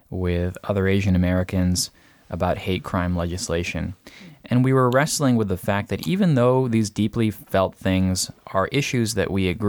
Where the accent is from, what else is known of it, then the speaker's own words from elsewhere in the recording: Peru; born there; The taxi driver would ask me where I was from, and I would explain that I was born in Peru, but my parents were from the US.